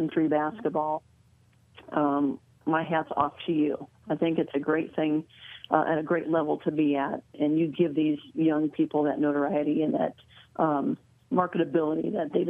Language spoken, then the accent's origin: English; Iowa, United States; I grew up in Iowa